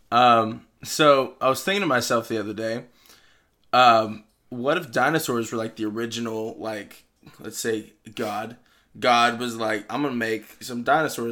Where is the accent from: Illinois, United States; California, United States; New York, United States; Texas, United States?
Texas, United States; we're from Texas